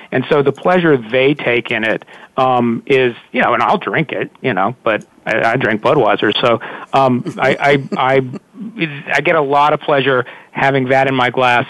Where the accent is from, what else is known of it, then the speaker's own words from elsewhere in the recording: North Carolina, United States; I'm a guy from North Carolina.